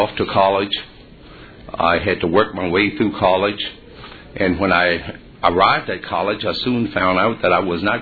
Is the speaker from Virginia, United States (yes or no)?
yes; Virginia, United States; Growing up in Virginia during that particular time was very difficult